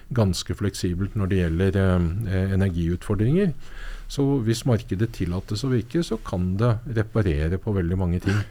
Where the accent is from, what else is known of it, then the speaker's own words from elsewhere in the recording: Norway; Jeg er nordmann